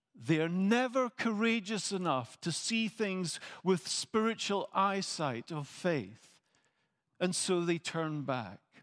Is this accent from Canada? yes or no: no; Scotland, United Kingdom; I am a Scot